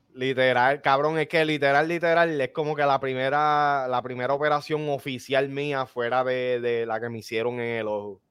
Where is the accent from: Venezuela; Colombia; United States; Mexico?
United States; New York; soy de New York